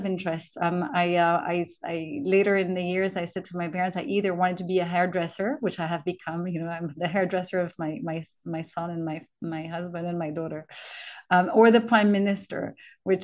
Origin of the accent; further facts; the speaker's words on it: Brussels, Brussels-Capital Region, Belgium; first language French; English is a second language; I was living in Brussels, which is my hometown. My mother tongue's French